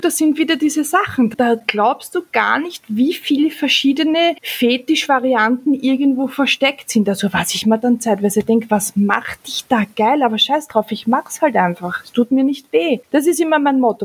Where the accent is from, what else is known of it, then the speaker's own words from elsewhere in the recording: Austria; bei uns in Österreich